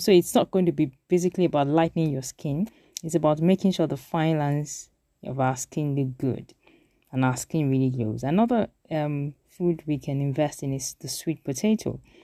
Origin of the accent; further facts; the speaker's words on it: South West Nigeria, Nigeria; we grew up in the Southwest